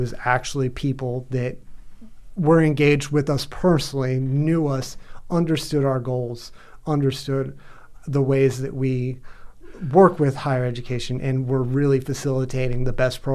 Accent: Gainesville, Florida, United States; I'm kind of from Gainesville

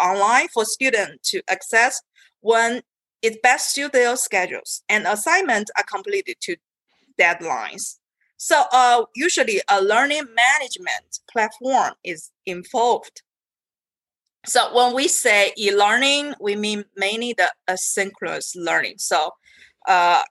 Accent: China; moved away as an adult; I came from China

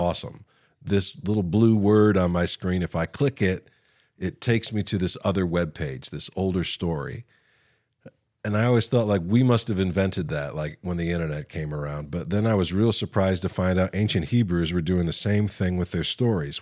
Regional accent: West Virginia, United States; I'm from West Virginia

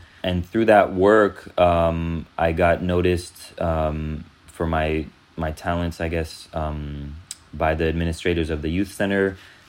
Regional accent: France; born there; even though I wasn't from East Oakland, and even though I was born in actually a different country, I was born in France

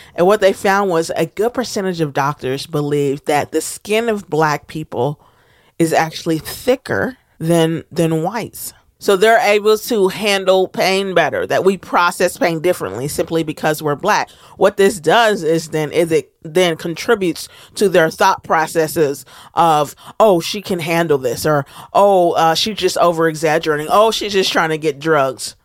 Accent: United States; as a Black American

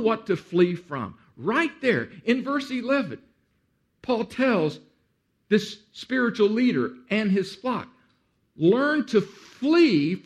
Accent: Central Texas, United States; moved away as an adult; As a boy, I grew up in Central Texas, right on the edge of what we call in Texas the Hill Country.

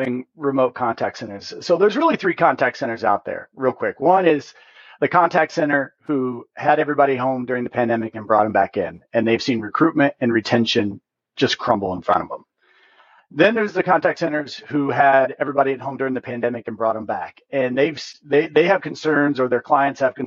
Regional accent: Hoosier, Indiana, United States; accent: Hoosier; My Hoosier accent

